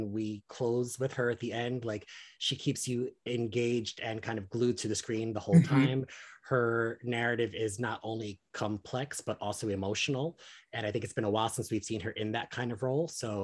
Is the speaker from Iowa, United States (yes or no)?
no; New York City, New York, United States; as somebody who was born and raised in Washington Heights